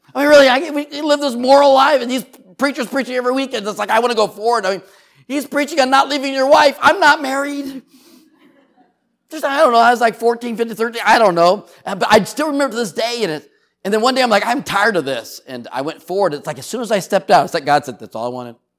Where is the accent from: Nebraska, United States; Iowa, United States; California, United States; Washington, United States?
California, United States; San Diego; I grew up in San Diego, California